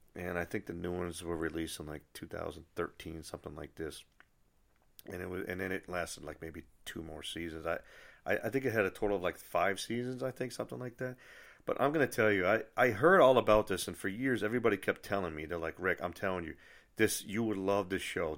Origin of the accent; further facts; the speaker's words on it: Nashua, New Hampshire, United States; the branch in Nashua, New Hampshire, which is my hometown